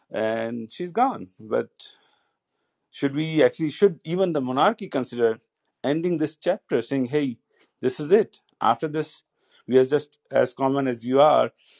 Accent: Rajasthan, India; moved away; I grew up in Rajasthan

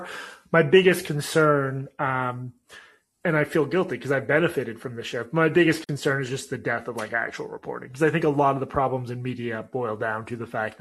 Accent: Boston area, Massachusetts, United States; moved away; I'm in my hometown

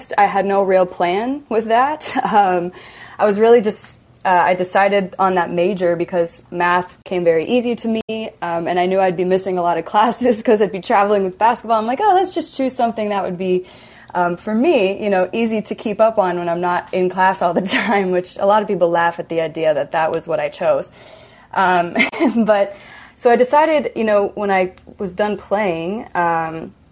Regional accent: Iowa, United States; I grew up in Iowa

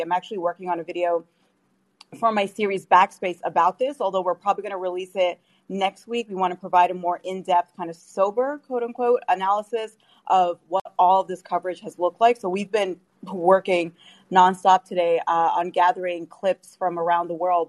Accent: Canada; now in United States; I'm also Canadian

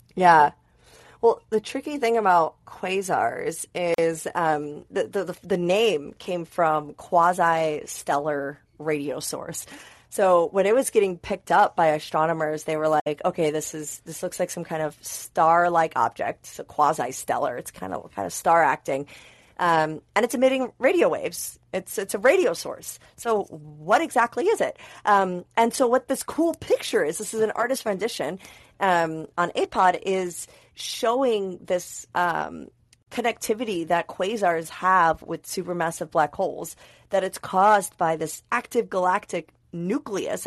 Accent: United States; accent: American; my crazy American accent

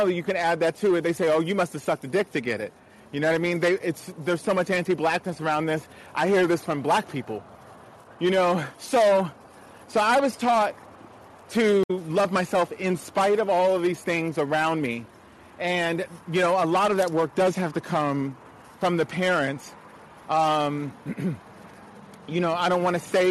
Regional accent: Montgomery County, Maryland, United States; growing up in Montgomery County schools, it was very mixed, predominantly white

